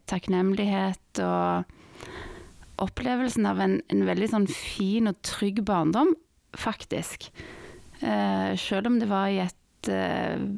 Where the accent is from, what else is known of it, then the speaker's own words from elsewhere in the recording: Madagascar; also born or lived in Norway / France; Nei, jeg ble født eh, i Norge. Eh, og, men vi flytta ut når jeg var, var liten. Eh, etter et år i Norge så flytta vi bodde ett år i Frankrike, og så flytta vi til Madagaskar.